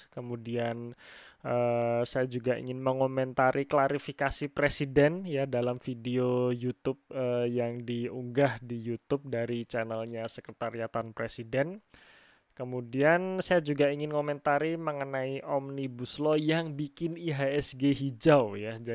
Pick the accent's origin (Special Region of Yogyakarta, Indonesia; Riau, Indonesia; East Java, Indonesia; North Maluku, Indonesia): Special Region of Yogyakarta, Indonesia; Yogyakarta; Kebetulan saya orang Jogja, saya tinggal di Jogja ya.